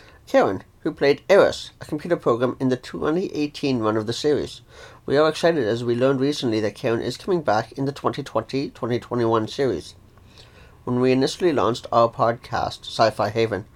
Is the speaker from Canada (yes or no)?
yes; Ontario, Canada; I'm from Ontario, Canada